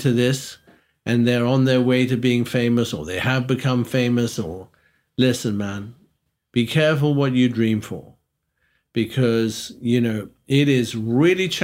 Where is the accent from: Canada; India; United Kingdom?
United Kingdom; also born or lived in London; being British